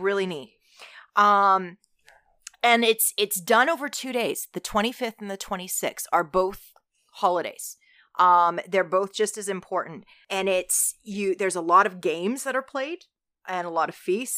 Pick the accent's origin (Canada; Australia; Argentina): Canada; Alberta; I grew up in Alberta